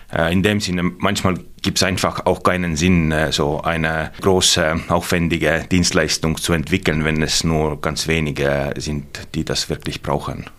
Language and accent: German; South Estonia, Estonia; German is a second language; moved away as an adult; now in Germany; Ich, ich komme aus Südestland und natürlich Berge haben wir da nicht